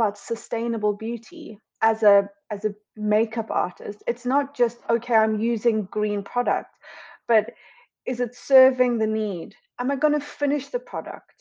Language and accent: English; Cape Town, Western Cape, South Africa; moved away as an adult; also born or lived in London; now in United Kingdom; So I'm originally from Cape Town in South Africa and I moved to London officially in 2012